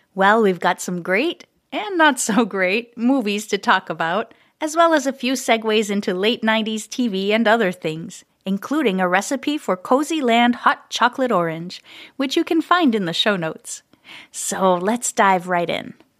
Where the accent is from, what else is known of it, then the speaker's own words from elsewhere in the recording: Montreal, Quebec, Canada; moved away as an adult; now in Minneapolis, United States; originally from Montreal, Canada, but living in Minneapolis for many years now